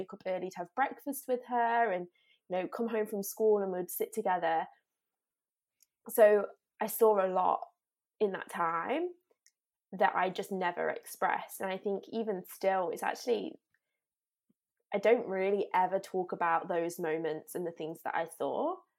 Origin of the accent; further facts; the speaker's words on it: Derby, East Midlands, United Kingdom; moved away as an adult; I grew up in England, so I've always lived in England until, until two years ago, um, and I lived right in the centre of England in a place called Derby